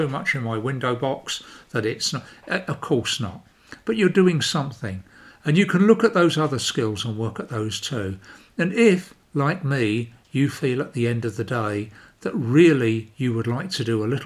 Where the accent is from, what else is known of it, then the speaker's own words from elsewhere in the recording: London, United Kingdom; moved away as an adult; also born or lived in Banbury, North Oxfordshire; now in Sweden; I started up growing up in London and I left London to get a garden